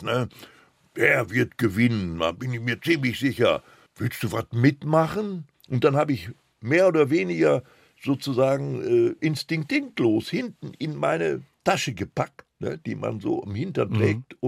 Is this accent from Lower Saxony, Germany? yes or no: no; Recklinghausen, North Rhine-Westphalia, Germany; first language Polish; German is a second language; also born or lived in area east of Frankfurt (Oder), Poland; in der Hauptpost in Recklinghausen, wo ich ja geboren war